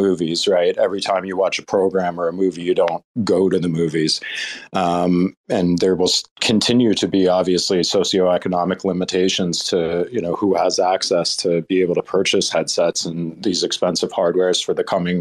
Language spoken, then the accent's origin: English; New Jersey, United States; I grew up in New Jersey